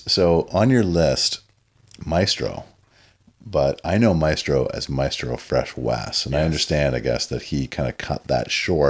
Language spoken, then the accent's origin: English; 4 hours north of Toronto, Ontario, Canada; I grew up in God knows where, like 4 hours north of Toronto, like out in the sticks.